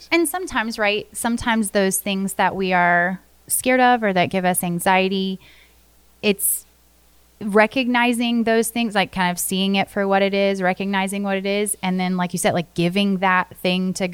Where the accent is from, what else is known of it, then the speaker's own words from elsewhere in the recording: Florida, United States; Growing up in Florida